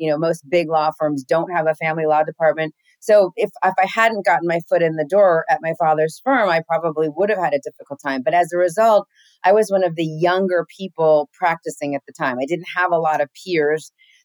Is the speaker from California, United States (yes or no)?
yes; Los Angeles, California, United States; first language English; I'm from here. My folks are from here